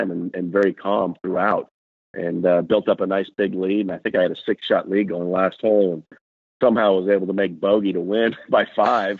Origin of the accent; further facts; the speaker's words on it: Napa, California, United States; I grew up in Napa at Silverado Country Club.